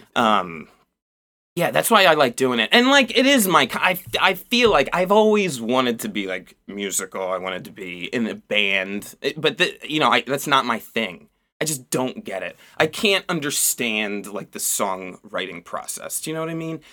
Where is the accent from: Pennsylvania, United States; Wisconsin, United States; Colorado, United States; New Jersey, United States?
New Jersey, United States; Turnersville; moved away as an adult; now in Baltimore, United States; I grew up in South Jersey. Like, uh, pretty cl-, pretty close to Philadelphia